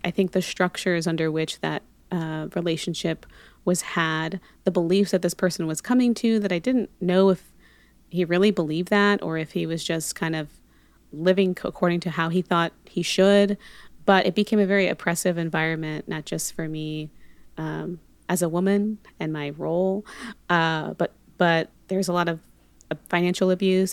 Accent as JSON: {"language": "English", "town": "Monterey", "region": "California", "country": "United States", "tie": "born or raised there", "also_born_or_lived": "Panama / Los Angeles", "said": "I am originally born in Panama, but grew up in California most of my life. Um, so Bay Area, Monterey"}